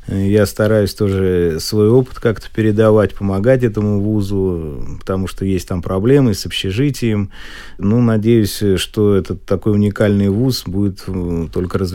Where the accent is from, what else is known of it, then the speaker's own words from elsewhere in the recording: Moscow, Russia; я родился в Москве, мама госслужащий была, папа конструктор-изобретатель.